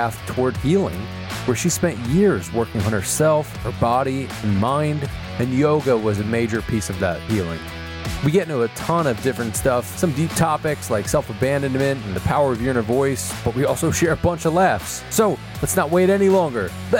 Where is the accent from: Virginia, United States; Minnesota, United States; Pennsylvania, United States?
Pennsylvania, United States; Philadelphia; I'm from Philly